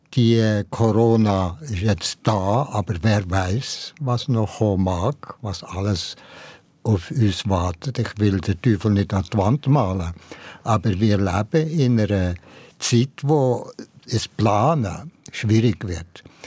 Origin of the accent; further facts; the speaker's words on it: Valais, Switzerland; in meiner Jugend im Wallis